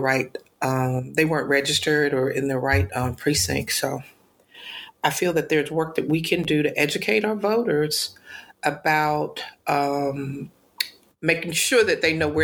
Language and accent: English; Daphne, Alabama, United States; now in Atlanta, United States; born and raised in Daphne, Alabama, been in Atlanta now for quite some time